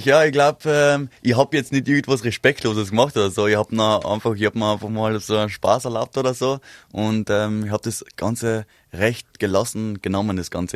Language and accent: German; East Tyrol, Austria; der Winter war extrem bei uns in Osttirol